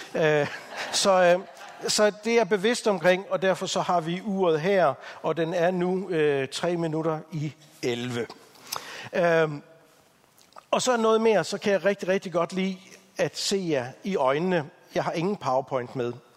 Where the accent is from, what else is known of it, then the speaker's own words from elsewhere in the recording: Denmark; som danskere